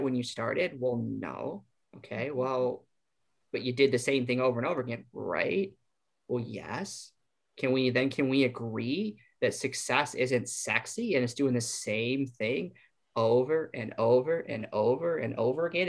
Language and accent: English; Iowa, United States; We're from Iowa